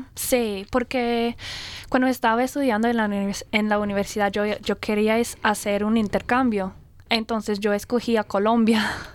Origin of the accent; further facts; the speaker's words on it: Brisbane, Queensland, Australia; Spanish is a second language; yo soy australiana, soy de aquí, eh, pero hablo el español